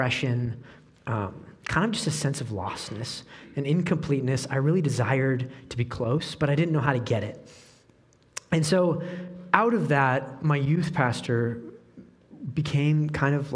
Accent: Oregon, United States; moved away as an adult; now in Peoria, United States; I grew up in Oregon

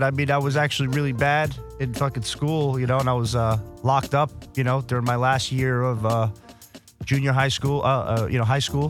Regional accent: New York, United States; growing up in New York

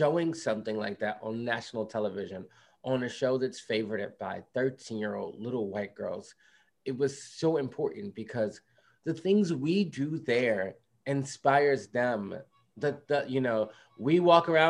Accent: Philadelphia, Pennsylvania, United States; I grew up in West Philadelphia

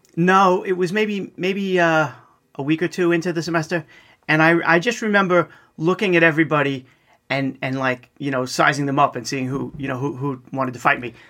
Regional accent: East Meadow, New York, United States; I grew up in East Meadow, which is basically right in the middle of Nassau County

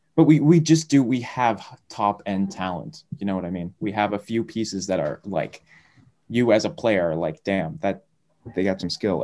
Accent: Massachusetts, United States; my home state

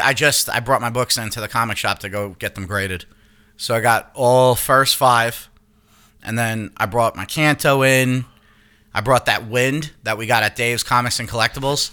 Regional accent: Long Island, New York, United States; moved away; I'm from Long Island, not the fucking city.

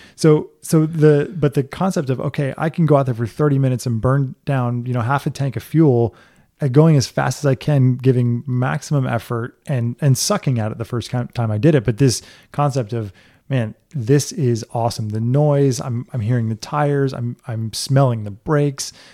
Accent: Florida Keys, United States; I grew up in the Keys

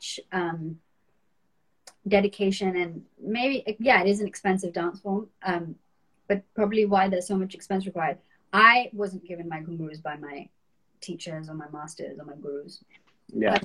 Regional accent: North India, India; I'm from North India.

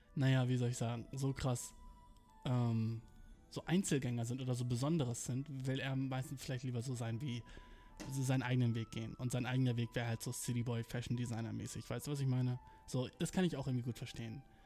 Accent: Germany; moved away as an adult; also born or lived in Berlin; now in Japan; ich bin aus Deutschland

